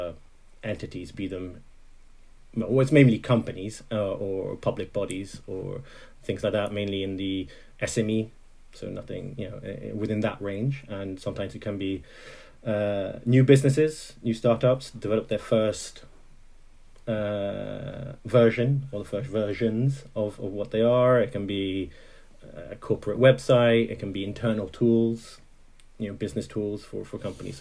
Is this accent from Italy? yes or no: yes; Italy; also born or lived in Netherlands; now in Scotland, United Kingdom; I grew up mainly in Italy, but I was born in Holland